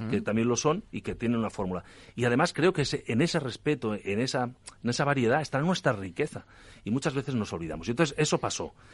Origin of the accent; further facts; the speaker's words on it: Catalonia, Spain; que yo creo que, como catalán te lo digo, ¿eh?